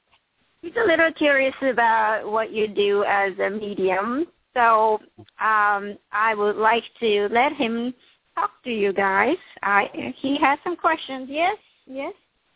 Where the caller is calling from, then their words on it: San Francisco, California, United States; from San Francisco.